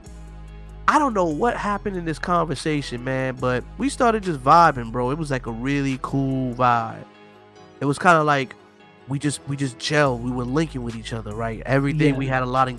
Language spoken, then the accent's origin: English; Mount Vernon, New York, United States; I was raised in Westchester County in Mount Vernon. I went to Mount Vernon High.